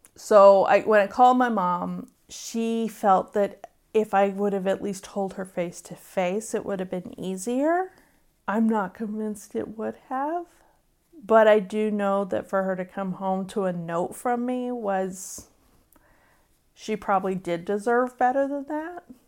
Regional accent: Wimberley, Texas, United States; My hometown is Wimberley, Texas

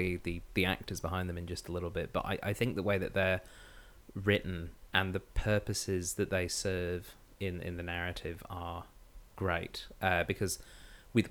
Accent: Australia; we're Australian

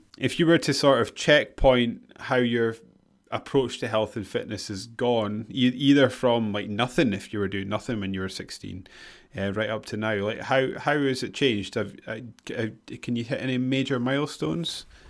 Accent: Scotland, United Kingdom; we're Scottish

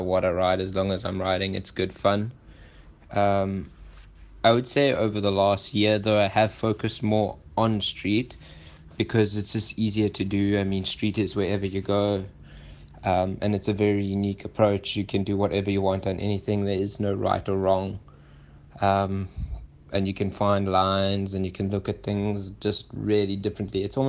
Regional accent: South Africa; I come from South Africa

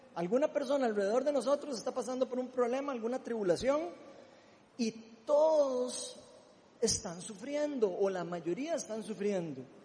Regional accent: Costa Rica; Como buen tico

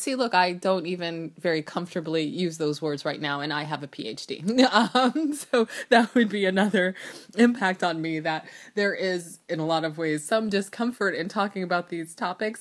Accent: United States; I was actually born in the United States, and I was raised in New York, New Jersey, in, during the eighties and nineties

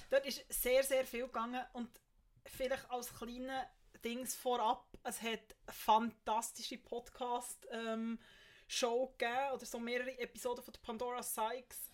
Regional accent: Bern, Switzerland; als Bernerin

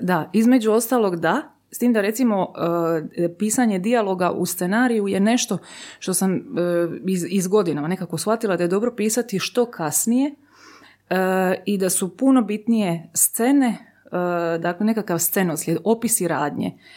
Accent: Zadar, Split-Dalmatia County, Croatia; ja sam odrasla u Zadru, Splitu

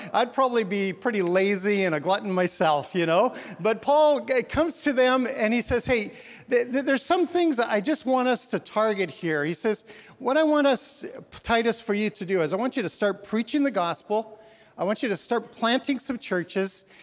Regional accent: Canada; moved away as an adult; also born or lived in Edmonton, Alberta, Canada / Portland; now in Newburgh, United States; I'm Canadian

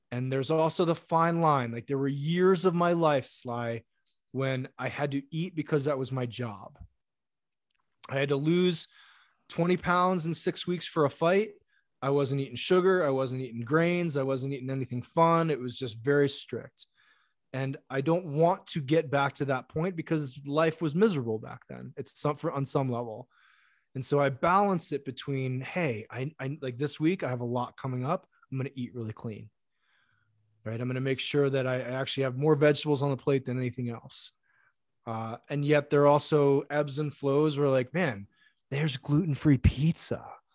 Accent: Japan; English is a second language; I eat a lot of rice because I grew up in Japan.

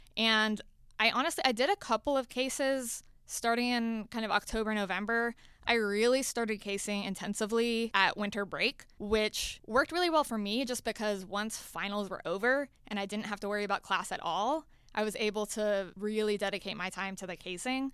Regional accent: Florida, United States; moved away as an adult; now in Atlanta, United States; I am from Florida originally

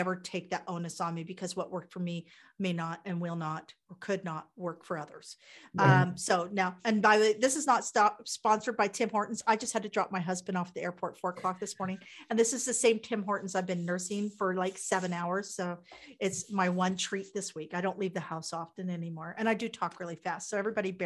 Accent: Kansas, United States; I'm from Kansas

